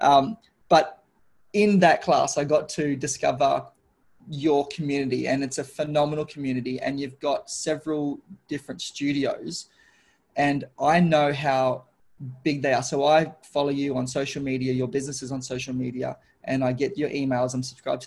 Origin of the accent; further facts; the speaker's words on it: Darwin, Northern Territory, Australia; I come from Darwin, which is a tropical city.